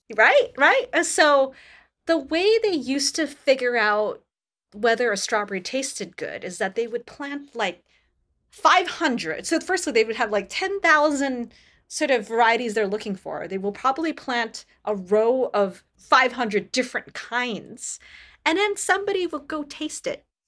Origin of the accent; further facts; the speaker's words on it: Canada; I come from Canada